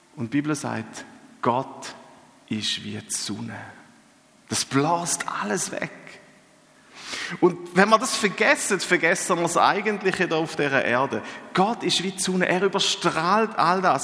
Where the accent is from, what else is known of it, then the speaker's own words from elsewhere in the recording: Eastern Switzerland, Switzerland; Ich bin ja gebürtiger Ostschweizer